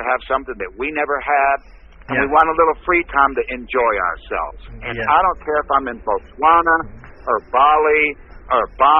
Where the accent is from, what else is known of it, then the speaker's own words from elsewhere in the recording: Texas, United States; So I'm from Texas.